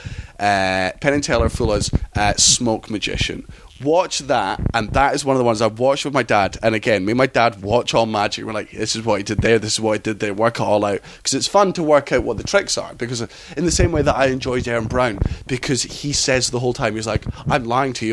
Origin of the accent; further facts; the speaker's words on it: Scotland, United Kingdom; also born or lived in London; I was born in London, but I was raised in Scotland.